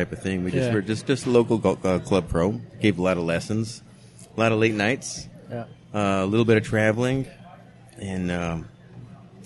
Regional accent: Whittier, California, United States; also born or lived in New Mexico / Rosemead, California; I moved to Whittier in 1976. Went to middle school, fifth grade, then Dexter, then Whittier High

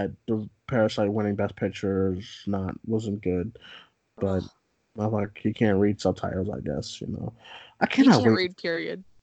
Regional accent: Boston, Massachusetts, United States; We're both from Boston

